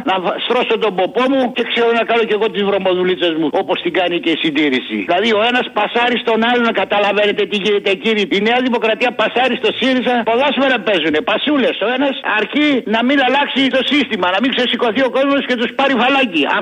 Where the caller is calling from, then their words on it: Egaleo, Attica, Greece; Γεια σου φίλε Αποστόλη … από το Εγάλεο, είμαι φίλε μου.